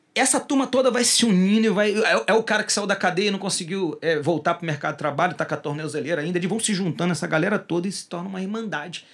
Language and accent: Portuguese; Rio de Janeiro, Brazil; Rio, de Rio de Janeiro, porque eu sou carioca